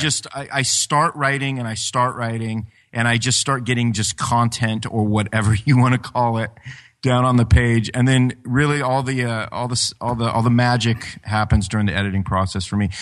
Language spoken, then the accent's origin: English; Ashland, Ohio, United States; my hometown of, of Ash, Ashland, Ohio